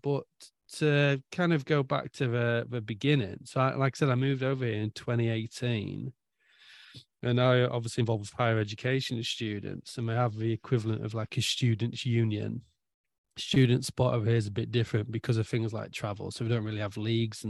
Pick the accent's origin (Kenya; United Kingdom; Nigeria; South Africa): United Kingdom; Scunthorpe, Yorkshire and the Humber; now in Norway; I'm from Scunthorpe.